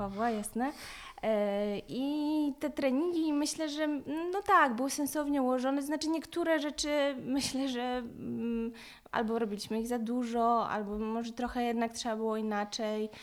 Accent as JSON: {"language": "Polish", "town": "Lublin", "region": "Lublin Voivodeship", "country": "Poland", "said": "Pochodzę z Lublina"}